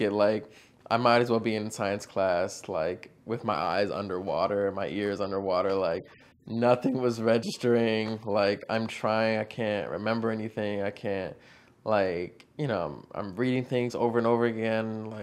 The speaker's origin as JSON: {"language": "English", "region": "Virginia", "country": "United States", "said": "So I'm from Northern Virginia, basically like 20 minutes from Washington, D.C."}